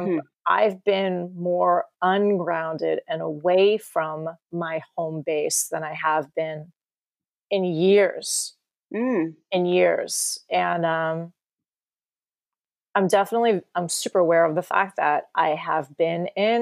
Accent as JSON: {"language": "English", "region": "New York", "country": "United States", "tie": "born or raised there", "also_born_or_lived": "Marin County, California", "moved": "as an adult", "lives_now": "California, United States", "said": "I grew up in New York and I came to California when I turned 18"}